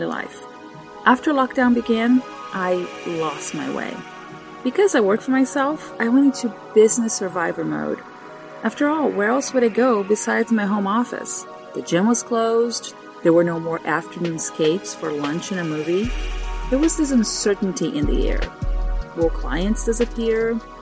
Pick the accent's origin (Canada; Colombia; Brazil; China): Brazil; moved away; I am from Brazil